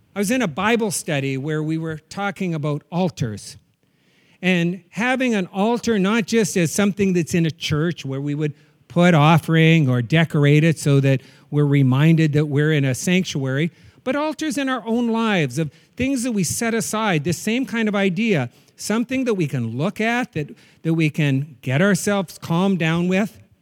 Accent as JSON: {"language": "English", "region": "North Dakota", "country": "United States", "tie": "born or raised there", "said": "When I was a kid growing up in North Dakota"}